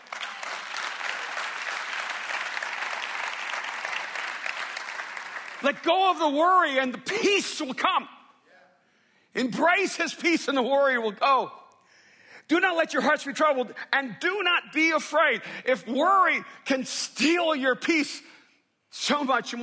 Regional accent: Miami, Florida, United States; When I was growing up in Miami

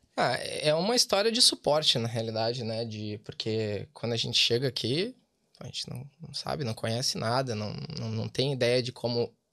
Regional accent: Porto Alegre, Rio Grande do Sul, Brazil; moved away as an adult; also born or lived in Dublin; now in Wexford, Ireland; nós somos de Porto Alegre

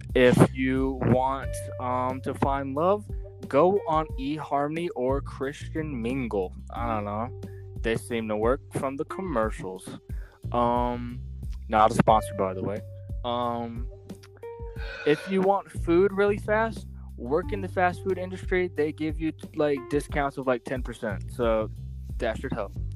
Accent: South Carolina, United States; I'm from South Carolina

